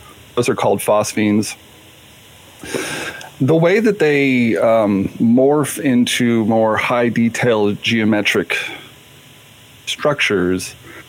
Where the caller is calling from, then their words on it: Seattle, Washington, United States; I'm calling from Seattle, or logging in from Seattle.